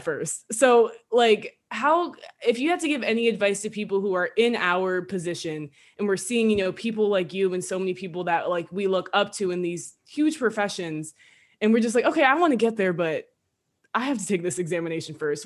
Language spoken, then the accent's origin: English; New Jersey, United States; we're both from Jersey. We're not from the gutters, but we're from Jersey.